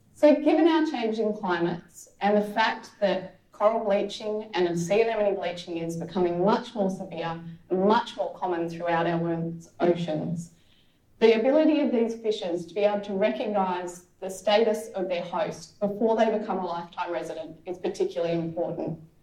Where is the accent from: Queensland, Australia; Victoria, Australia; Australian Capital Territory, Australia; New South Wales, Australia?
Australian Capital Territory, Australia; Canberra; I grew up in Canberra, which is a bit of a drive from the beach